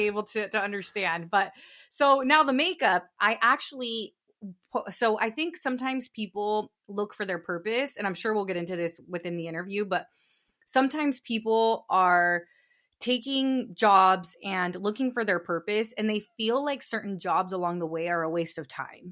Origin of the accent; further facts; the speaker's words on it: Northern California, United States; I grew up in California. I grew up in Northern California to, to immigrant parents.